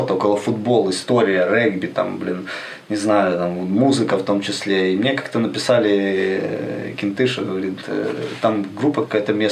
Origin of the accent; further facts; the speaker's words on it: Ukraine; сказали, что мы с Украины приехали.